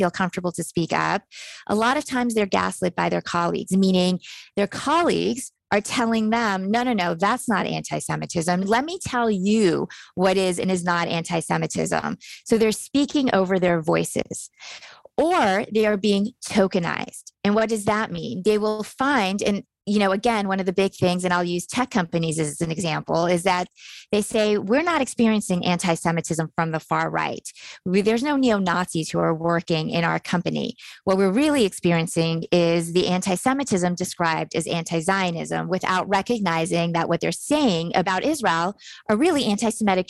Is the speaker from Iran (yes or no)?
yes; Iran; moved away; I was born in Iran. My family had to escape Iran because of the Islamic Revolution. And we escaped in 1978